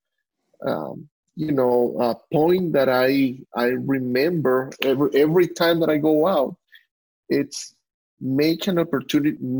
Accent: Venezuela; moved away; I was born in Venezuela and I grew up hunting as a rifle hunter

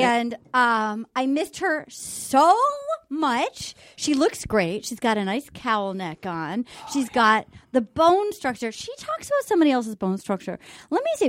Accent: Rhode Island, United States; I grew up in Rhode Island

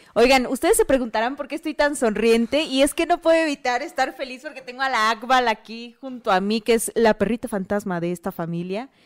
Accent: Oaxaca, Mexico; born or raised there; moved away

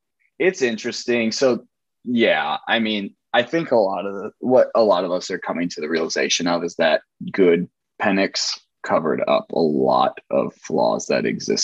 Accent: Indiana, United States; I'm from Indiana

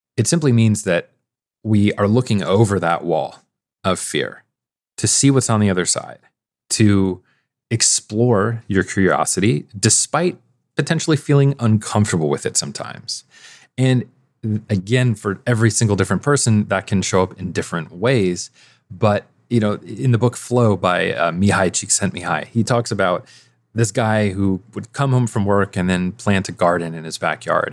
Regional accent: Midwest, United States; I'm from the Midwest

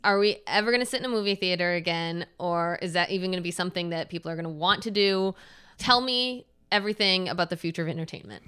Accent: Michigan, United States; moved away as an adult; also born or lived in New York City; I moved back to my home state of Michigan and I'm in Ann Arbor, Michigan now after 15 years of living in New York City

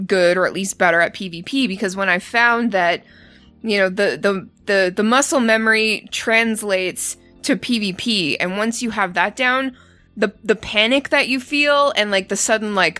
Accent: Canada; I'm Canadian

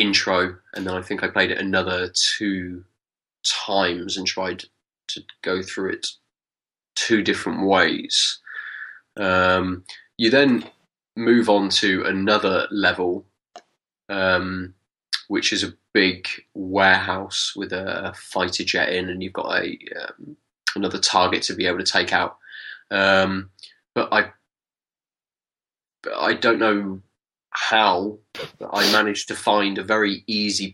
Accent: Weymouth, South West England, United Kingdom; I come from Weymouth. It's like dress up centre of the world.

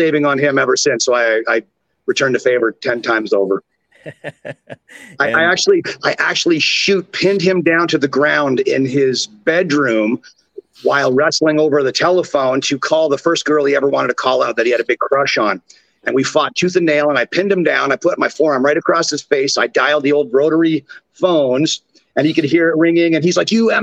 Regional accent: Orangeville, Ontario, Canada; accent: Canadian; my hometown of Orangeville, Ontario, Canada

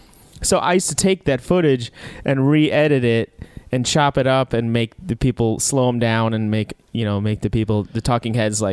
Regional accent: Chicago, Illinois, United States; moved away; I was from Chicago

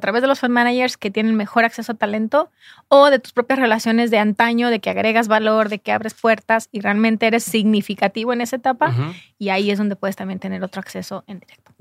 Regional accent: Jalisco, Mexico; yo soy de Jalisco

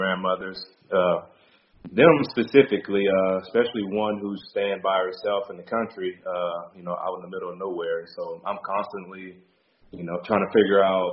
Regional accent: Beaumont, Texas, United States; my hometown, Beaumont, Texas, which is in southeast Texas.

